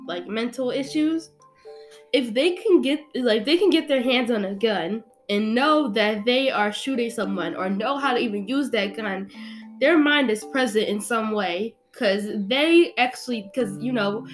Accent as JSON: {"language": "English", "country": "United States", "said": "we're still American people."}